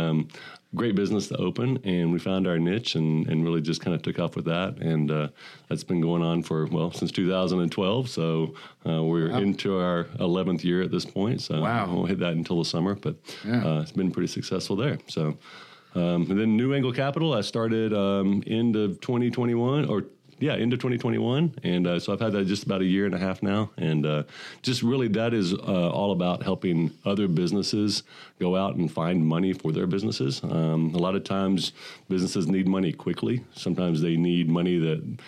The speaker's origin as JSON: {"language": "English", "town": "Midland", "region": "Texas", "country": "United States", "tie": "born or raised there", "said": "I grew up in Midland, Texas"}